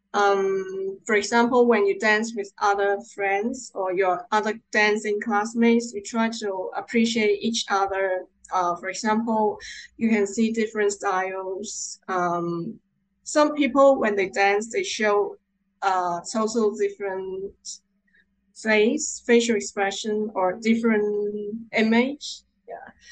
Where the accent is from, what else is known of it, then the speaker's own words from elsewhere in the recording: Hong Kong; I'm from Hong Kong